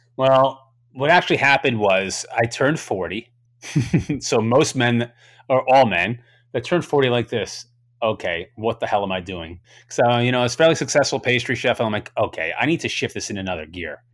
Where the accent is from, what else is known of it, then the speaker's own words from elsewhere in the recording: Long Island, New York, United States; growing up in Long Island